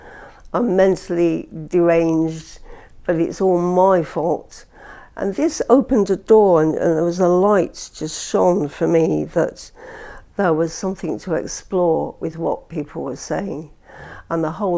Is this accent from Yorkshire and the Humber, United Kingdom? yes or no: no; Blackpool, North West England, United Kingdom; accent: Lancashire twang; also born or lived in St Anne's-on-Sea / East London; now in London, United Kingdom; I grew up in Blackpool, and I went to school there.